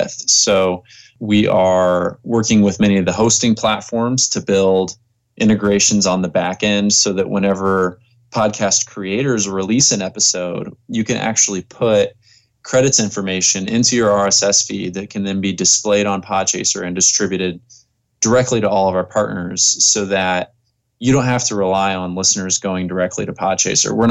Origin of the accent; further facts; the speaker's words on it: Indiana, United States; I'm actually in Hawaii for the next few months, but I came from Indiana.